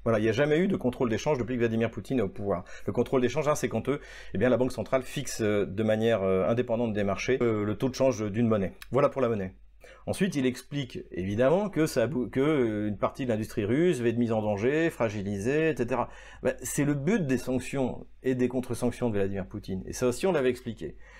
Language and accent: French; France; en tant que Français